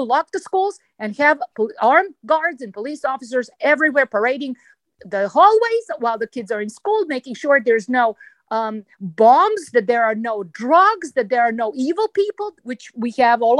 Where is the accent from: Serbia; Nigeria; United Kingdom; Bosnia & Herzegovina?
Serbia; moved away as an adult; now in United States; I was born in Yugoslavia